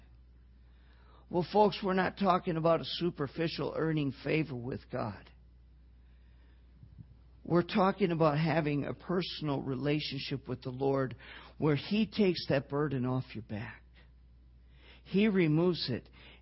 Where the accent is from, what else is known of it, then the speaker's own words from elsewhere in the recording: Wisconsin, United States; I grew up in Wisconsin, okay? I even grew up on a dairy farm